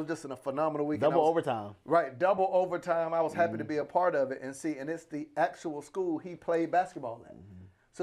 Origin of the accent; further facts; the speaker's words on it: Panama City, Florida, United States; now in Atlanta, United States; I'm from Panama City